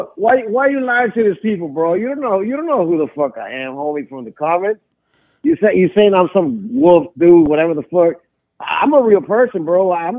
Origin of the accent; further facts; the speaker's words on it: Indio, California, United States; I'm from Indio Califas, but I'm posting right now in Blythe, California.